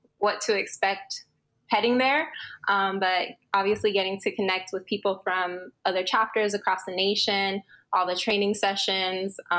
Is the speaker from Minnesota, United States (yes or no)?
no; Florida, United States; also born or lived in Los Angeles / Miami / Thailand; My family's from Florida, or I was raised in Florida, and majority of my family lives in Honduras